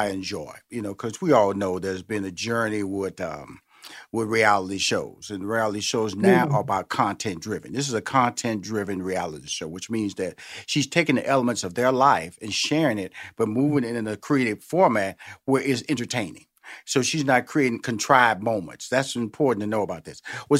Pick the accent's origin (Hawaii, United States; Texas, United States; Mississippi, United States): Texas, United States; Houston; And I'm from Houston, Texas, okay? So I'm from Tex-Mex. I'm from … country, okay?